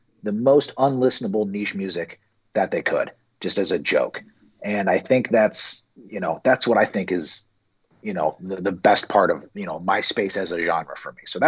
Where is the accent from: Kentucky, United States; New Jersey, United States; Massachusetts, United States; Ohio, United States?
Ohio, United States; Cincinnati; moved away; I'm from Cincinnati originally